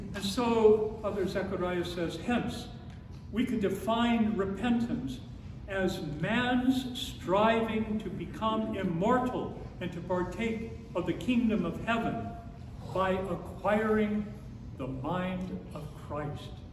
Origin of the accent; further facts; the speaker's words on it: Phoenix, Arizona, United States; When I was a boy growing up in the Episcopal Church in Phoenix